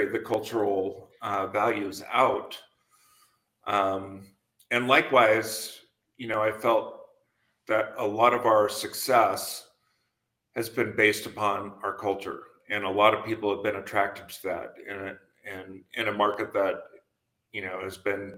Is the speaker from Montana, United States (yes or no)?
yes; Montana, United States; moved away; also born or lived in San Francisco; I grew up in Montana on a ranch